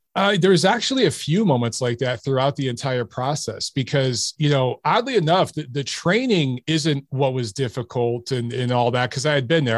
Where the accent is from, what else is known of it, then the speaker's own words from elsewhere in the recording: Detroit, Michigan, United States; I grew up in Detroit